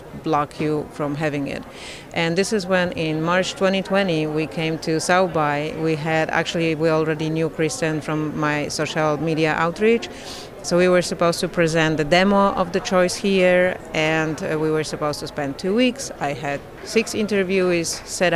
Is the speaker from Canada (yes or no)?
no; Poland; I come from Poland, and Poland is this beautiful country